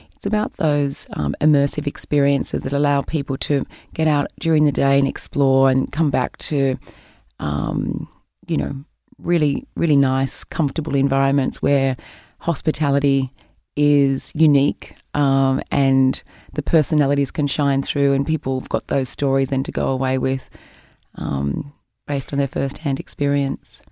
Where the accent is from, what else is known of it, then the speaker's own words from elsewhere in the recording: New South Wales, Australia; moved away as an adult; also born or lived in Canberra, Australia / Sydney, Australia / Singapore; I grew up in New South Wales